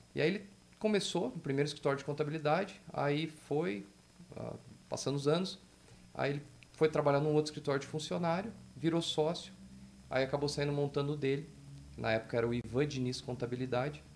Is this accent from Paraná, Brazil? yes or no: yes; Telêmaco Borba, Paraná, Brazil; eu sou de Telêmaco